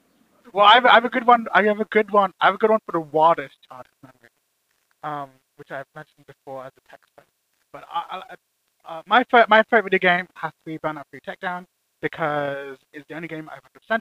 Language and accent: English; United Kingdom; any British person will say that Frankie and Benny's sucks. So, to us, I feel like any kind of restaurant that is a chain